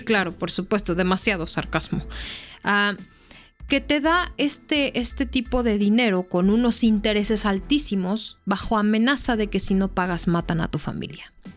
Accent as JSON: {"language": "Spanish", "country": "Mexico", "said": "uno como mexicano"}